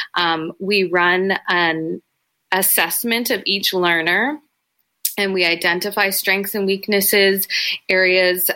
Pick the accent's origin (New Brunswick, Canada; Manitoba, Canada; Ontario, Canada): Ontario, Canada; Toronto; I grew up in Etobicoke. It's a, you know, an affluent suburb of Toronto